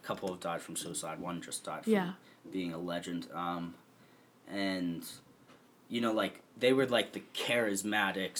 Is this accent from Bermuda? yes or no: yes; Bermuda; moved away; also born or lived in New York; growing up in Bermuda